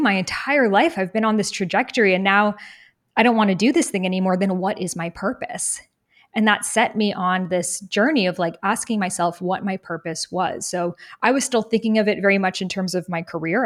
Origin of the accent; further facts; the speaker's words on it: Boston, Massachusetts, United States; I grew up in Boston, really near Salem, Massachusetts